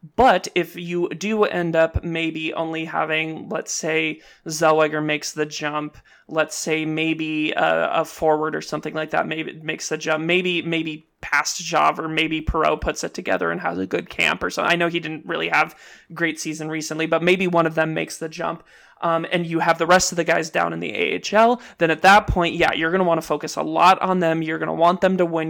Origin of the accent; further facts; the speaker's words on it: Southern California, United States; growing up in Southern California, like I didn't really get into like sushi and Japanese food until a little bit later in life, but I grew up around really good Mexican food